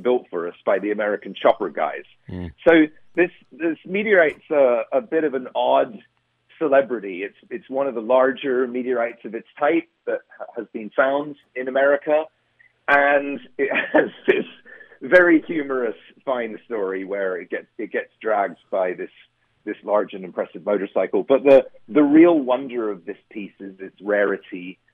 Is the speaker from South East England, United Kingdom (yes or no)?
yes; Surrey, south of Croydon, South East England, United Kingdom; moved away as an adult; also born or lived in Boston / New York; now in United States; I grew up in the south, in Surrey, just south of Croydon